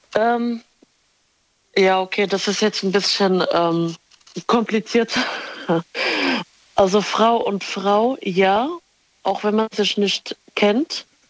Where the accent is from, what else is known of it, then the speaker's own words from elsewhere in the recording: Morocco; ich bin Marokkanerin